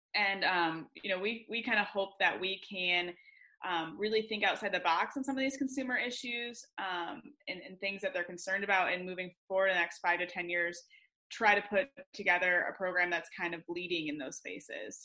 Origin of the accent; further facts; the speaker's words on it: west Michigan, United States; moved away as an adult; now in Ohio, United States; I grew up in Michigan on the west side of the state